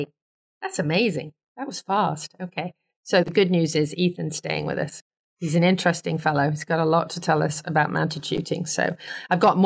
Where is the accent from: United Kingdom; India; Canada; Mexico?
United Kingdom; England; I'm English